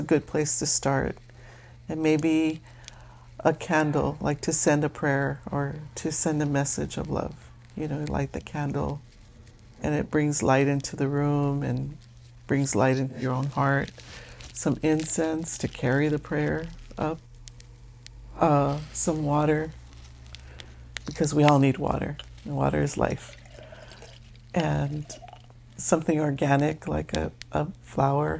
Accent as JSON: {"language": "English", "town": "Los Angeles", "region": "California", "country": "United States", "also_born_or_lived": "South Philadelphia", "moved": "yes", "lives_now": "Philadelphia, United States", "said": "I'm from East LA and now I'm in South Philly"}